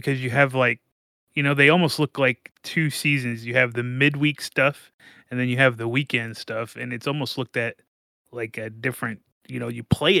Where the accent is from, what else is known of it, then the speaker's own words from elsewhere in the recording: Indiana, United States; now in Louisville, United States; I grew up in Indiana. I came across the river, so.